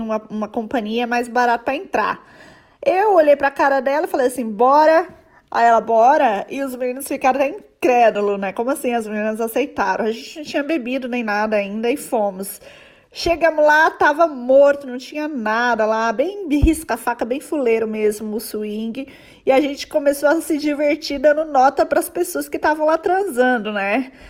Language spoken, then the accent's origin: Portuguese; São Paulo, Brazil; now in London, United Kingdom; eu moro em Londres hoje, mas morei, sou de São Paulo